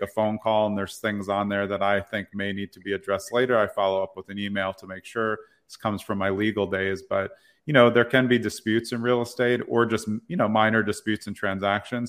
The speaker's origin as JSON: {"language": "English", "town": "New York City", "region": "New York", "country": "United States", "tie": "born or raised there", "moved": "yes", "said": "I grew up in Brooklyn Heights, New York. I've lived all around the places"}